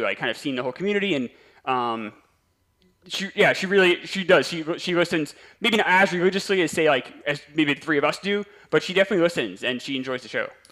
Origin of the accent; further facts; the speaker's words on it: New York, United States; I'm from New York